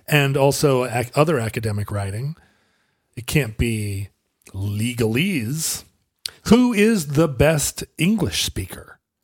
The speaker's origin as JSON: {"language": "English", "area": "the Northwest", "region": "Pacific Northwest", "country": "United States"}